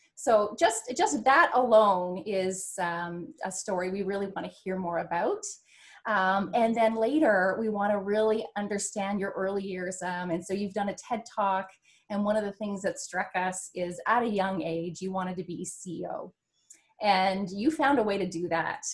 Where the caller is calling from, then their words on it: Ontario, Canada; I'm calling in from Ontario, Canada